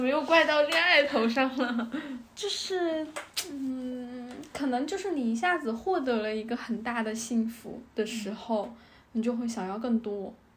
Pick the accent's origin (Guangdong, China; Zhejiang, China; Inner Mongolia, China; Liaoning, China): Guangdong, China; now in Shanghai, China; 我的家乡广东